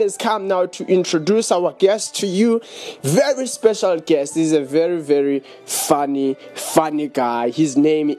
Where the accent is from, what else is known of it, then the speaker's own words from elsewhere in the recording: Johannesburg, Gauteng, South Africa; We are from Johannesburg, from the south, in South Africa